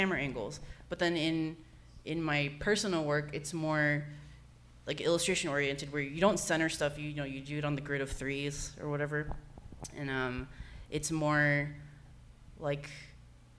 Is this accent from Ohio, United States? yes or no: no; San Jose, California, United States; moved away as an adult; also born or lived in Berkeley / Oakland / San Francisco; now in Los Angeles, United States; I'm a Bay Area native. You know, I grew up in San Jose